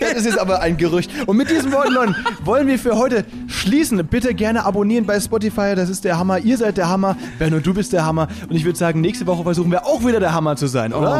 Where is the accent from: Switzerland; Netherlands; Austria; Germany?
Germany; Müllheim, Baden-Württemberg; ich komme ja eben aus Müllheim, ne, zwischen Freiburg und Basel da an der Schweizer und französischen Grenze.